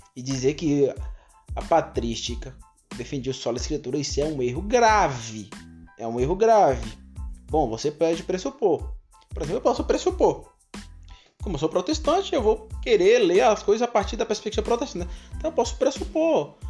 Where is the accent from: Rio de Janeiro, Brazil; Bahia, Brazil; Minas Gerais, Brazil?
Bahia, Brazil; Vitória da Conquista; eu sou de Conquista, moro em Conquista